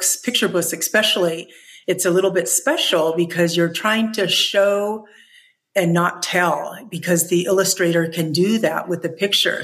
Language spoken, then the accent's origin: English; California, United States; now in Albuquerque, United States; I grew up in California